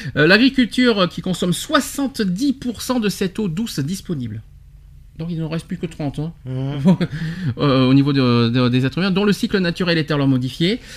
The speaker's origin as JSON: {"language": "French", "country": "France", "said": "chez nous en France"}